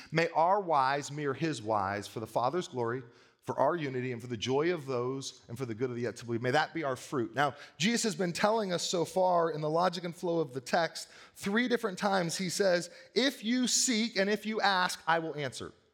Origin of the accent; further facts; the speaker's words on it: United States; I am proud sometimes to be an American